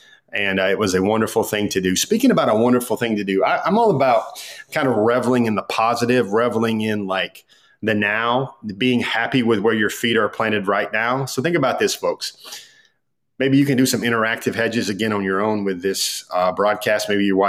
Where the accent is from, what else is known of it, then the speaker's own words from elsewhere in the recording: North Georgia, United States; growing up in North Georgia